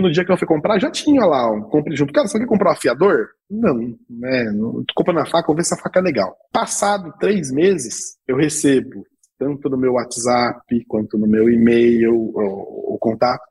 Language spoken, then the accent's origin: Portuguese; Brazil; Nós como brasileiros